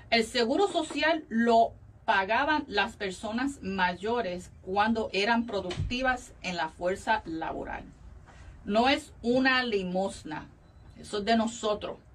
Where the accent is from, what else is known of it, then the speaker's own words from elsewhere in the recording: Valencia, Carabobo, Venezuela; moved away as an adult; now in United States; Yo soy venezolana.